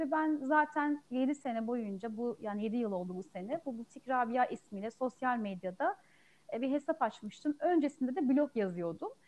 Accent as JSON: {"language": "Turkish", "region": "Ankara", "country": "Turkey", "tie": "born or raised there", "lives_now": "Afyonkarahisar, Turkey", "said": "33 ee, yaşındayım. 1987 Ankara doğumluyum. Memleketim Ankara. 3 ee, sene geçti. Afyonkarahisar'da ikamet ediyorum. Eşimin memleketi burası."}